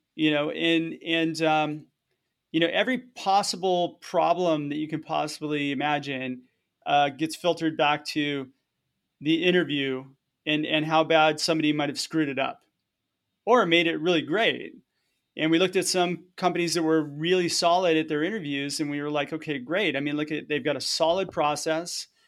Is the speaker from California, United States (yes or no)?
yes; Southern California, United States; moved away; also born or lived in Hawaii; I was born and raised in Southern California, so I grew up as a surfer